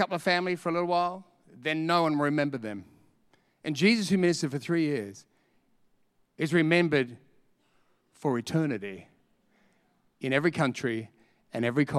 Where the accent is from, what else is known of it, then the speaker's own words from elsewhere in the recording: Australia; I'm from Australia.